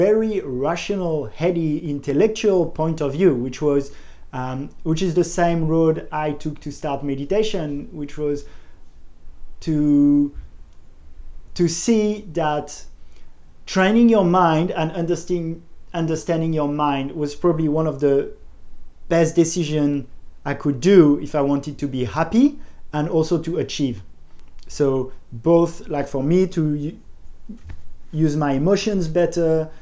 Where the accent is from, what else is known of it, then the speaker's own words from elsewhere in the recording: Paris, Île-de-France, France; I'm from Paris, did a business school